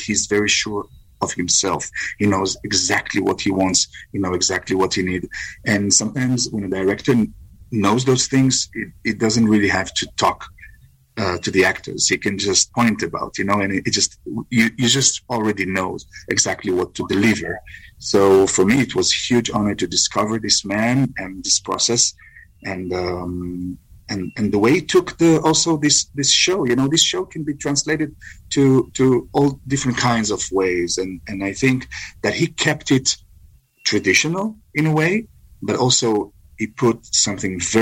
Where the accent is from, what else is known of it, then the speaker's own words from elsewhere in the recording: Israel; because I'm coming from Israel